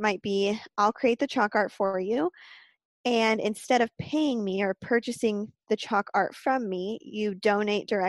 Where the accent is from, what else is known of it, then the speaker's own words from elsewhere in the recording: Puyallup, Washington, United States; I born and raised in Puyallup, Washington